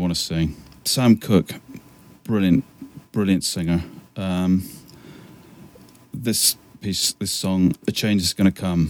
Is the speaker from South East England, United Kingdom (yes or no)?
no; the West Country, South West England, United Kingdom; I'm from the Southwest country